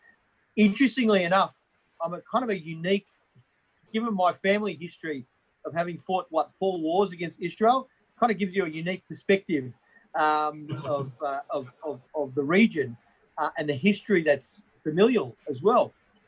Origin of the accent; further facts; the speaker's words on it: Australia; I'm an Australian member of parliament.